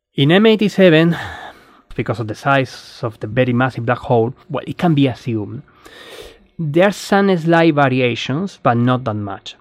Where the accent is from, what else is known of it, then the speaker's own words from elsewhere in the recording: Spain; moved away as an adult; now in Australia; I'm Spanish, Australian astronomer